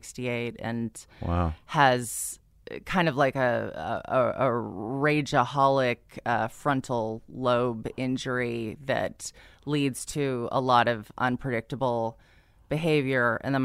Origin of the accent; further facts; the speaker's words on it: San Diego, California, United States; I grew up in San Diego, yeah.